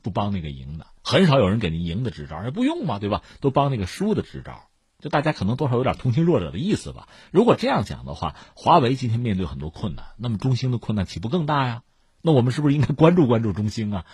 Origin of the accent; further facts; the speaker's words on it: China; 我们中国人有很多词汇